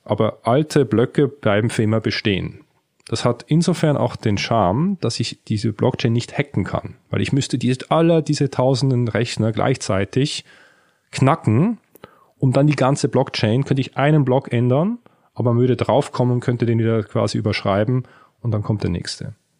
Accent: Switzerland; in der Schweiz, wo ich aufgewachsen bin

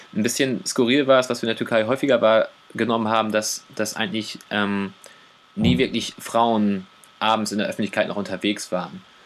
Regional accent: Germany; also born or lived in Oldenburg; als Deutscher mit deutschem Pass

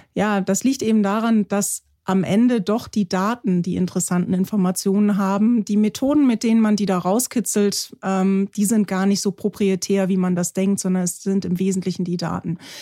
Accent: Germany; bei uns in Deutschland

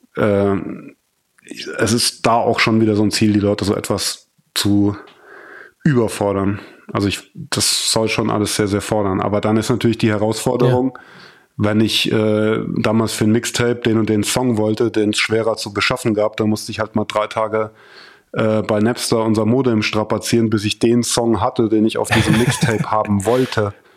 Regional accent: Germany; moved away as an adult; now in Berlin, Germany; weil ich mir da viel aufgebaut habe

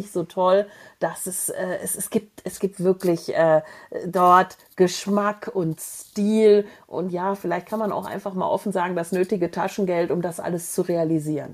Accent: Germany; als Deutscher

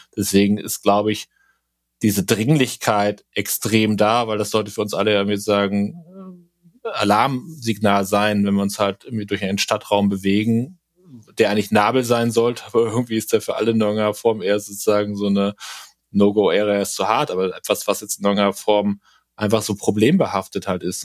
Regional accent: Bremen, Germany; bei uns in Bremen

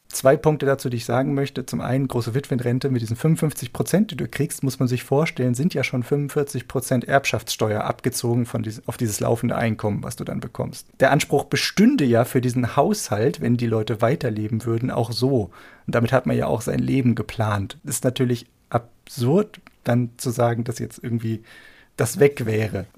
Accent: Germany

